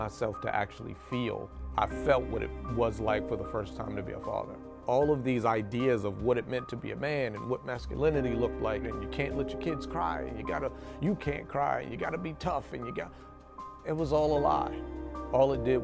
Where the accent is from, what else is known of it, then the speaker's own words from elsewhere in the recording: Baltimore, Maryland, United States; I lived growing up in West Baltimore